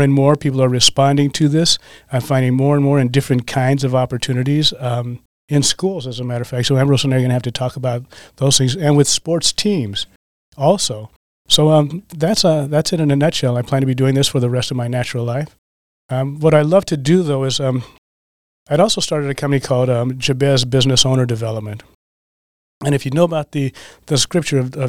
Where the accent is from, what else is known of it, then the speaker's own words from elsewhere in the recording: Colorado, United States; now in Green Bay, United States; I'm from Colorado, as a matter of fact. I've been in Green Bay for 30 years.